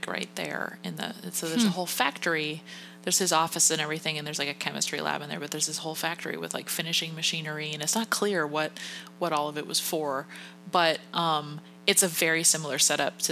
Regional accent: New England, United States; I grew up in New England, and that's where the Industrial Revolution started in the U.S.

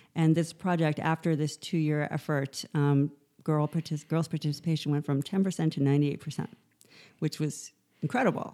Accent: New York City, New York, United States; also born or lived in Morocco; I am from New York City

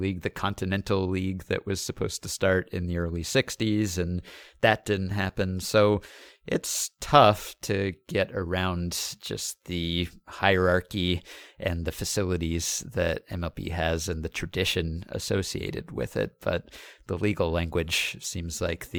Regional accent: Canada; which, as a Canadian, would be a big boost to NBA popularity here.

